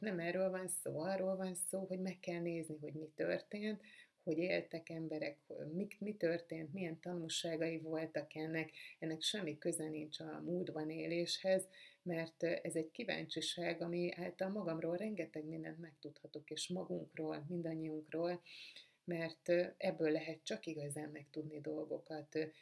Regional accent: Budapest, Hungary; egészen sokáig úgy éltem az életemet, hogy én egy tőzsgyökeres budapesti vagyok

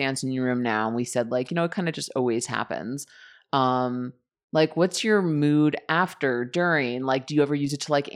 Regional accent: New York City, New York, United States; I grew up in New York City.

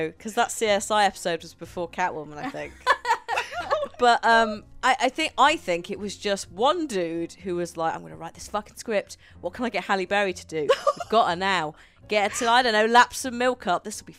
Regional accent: Midlands, United Kingdom; I'm only from the Midlands

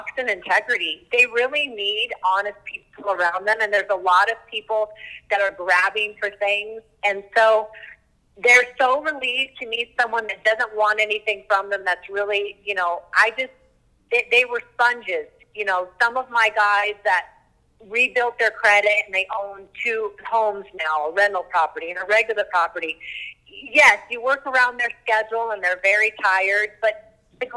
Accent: Louisville, Colorado, United States; moved away as an adult; also born or lived in Beverly Hills, California / Denver, Colorado; I grew up in Louisville, so we moved back

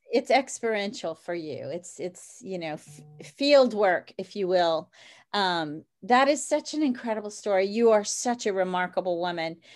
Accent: New Orleans, Louisiana, United States; I'm from New Orleans

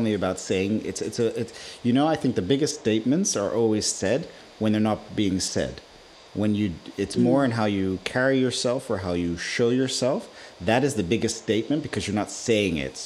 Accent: Nigeria; now in Netherlands; Growing up in Nigeria

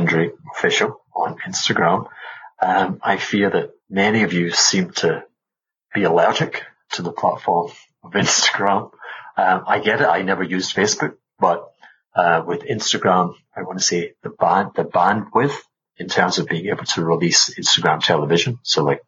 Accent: Glasgow, Scotland, United Kingdom; moved away; also born or lived in Caribbean; They're from Glasgow. I'm from Glasgow

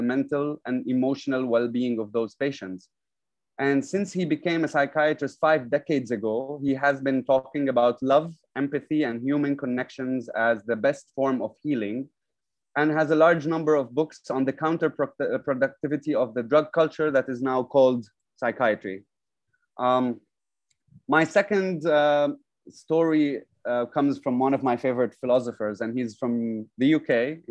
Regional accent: Lebanon; now in Dubai, United Arab Emirates; I'm from Lebanon

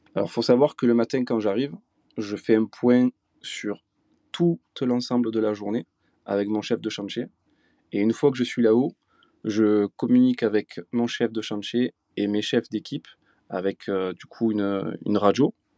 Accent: south of France, France; je suis originaire du sud de la France, là où j'exerce mon métier de grutier depuis bientôt 15 ans, dans le Gard et dans les l'Hérault

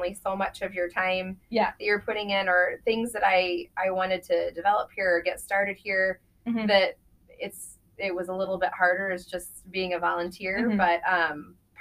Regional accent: Nebraska, United States; moved away as an adult; I grew up in Nebraska

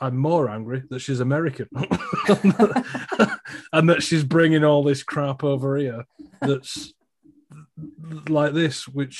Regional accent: United Kingdom; I am a Brit. I'm more of a Brit than a royalist.

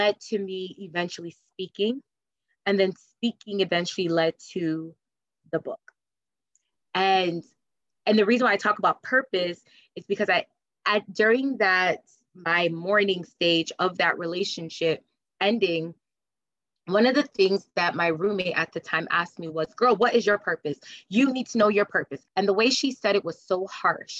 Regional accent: Connecticut, United States; moved away as an adult; now in New Jersey, United States; I grew up in Connecticut and I moved to New Jersey well over 8 years ago

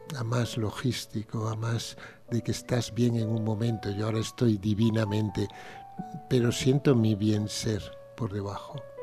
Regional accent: Pontevedra, Galicia, Spain; Yo nací en una casita en Pontevedra, maravillosa

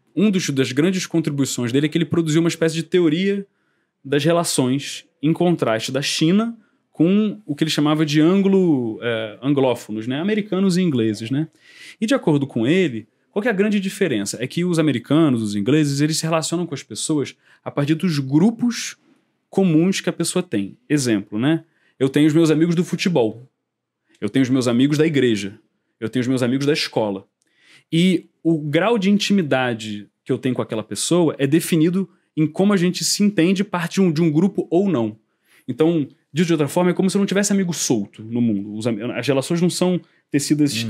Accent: Brazil; a gente do Kung Fu, mesmo sendo brasileiro, mesmo sendo é, ocidental, mesmo não falando chinês

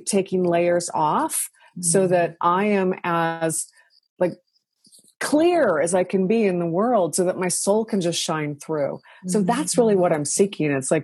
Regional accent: Washington, United States; I grew up in Washington State, so we had a lot of rain

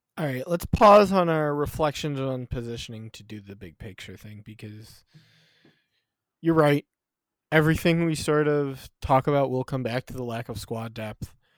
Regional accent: United States; I am an American

